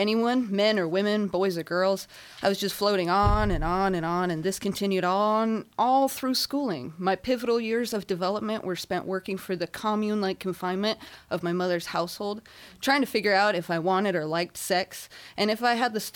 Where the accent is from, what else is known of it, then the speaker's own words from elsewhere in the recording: Inland Empire, California, United States; I hail from the Inland Empire